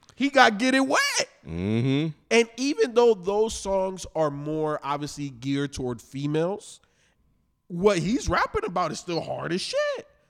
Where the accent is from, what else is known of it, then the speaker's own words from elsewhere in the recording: Chicago, Illinois, United States; I am from Chicago